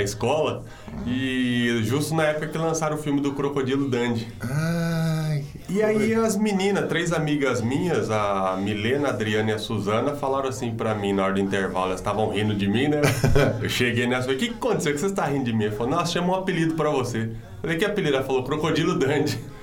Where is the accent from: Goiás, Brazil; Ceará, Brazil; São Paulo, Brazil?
São Paulo, Brazil; Paulínia; eu sou nascido e criado aqui em Paulínia, no bairro de Betel